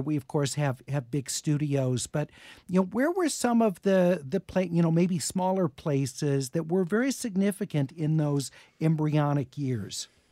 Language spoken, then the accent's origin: English; Los Angeles, California, United States; growing up in Beechwood Canyon